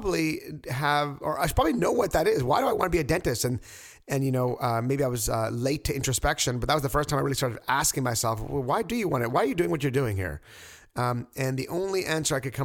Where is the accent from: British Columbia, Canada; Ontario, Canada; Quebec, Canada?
Quebec, Canada; now in Toronto, Canada; I'm from Quebec